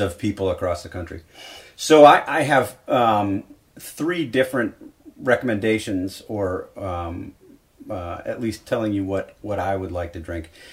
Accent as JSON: {"language": "English", "town": "Milwaukee", "region": "Wisconsin", "country": "United States", "tie": "born or raised there", "said": "I grew up in Milwaukee, um, drinking beer"}